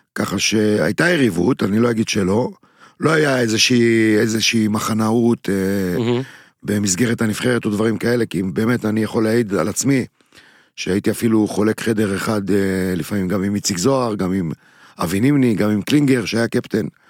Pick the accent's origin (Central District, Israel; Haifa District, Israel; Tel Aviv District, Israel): Central District, Israel; Netanya; בעיר שאני גדלתי בה בנתניה